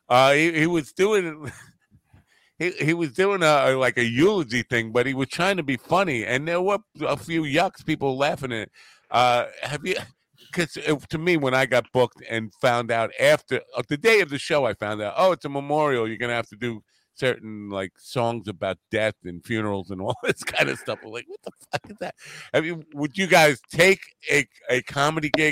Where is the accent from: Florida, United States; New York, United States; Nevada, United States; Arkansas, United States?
New York, United States; Long Island; I'm from Long Island